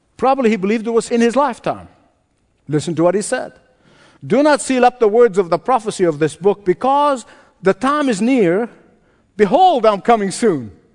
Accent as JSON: {"language": "English", "country": "Egypt", "moved": "yes", "said": "my home country, to Egypt"}